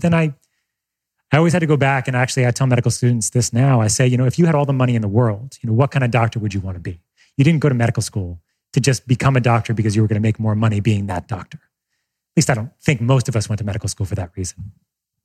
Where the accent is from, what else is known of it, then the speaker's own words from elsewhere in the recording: Long Island, New York, United States; on Long Island, where I grew up in New York